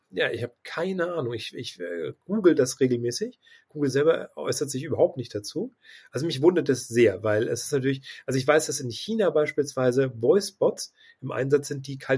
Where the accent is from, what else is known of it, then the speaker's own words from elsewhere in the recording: Hamburg, Germany; also ich komme ja aus Hamburg und wir haben tatsächlich einen großen Taxidienstleister